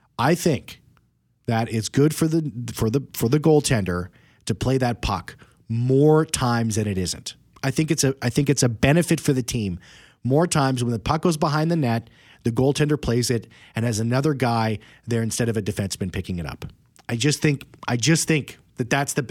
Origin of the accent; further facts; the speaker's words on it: Winnipeg, Manitoba, Canada; I grew up in East Kildonan and North Kildonan in East St. Paul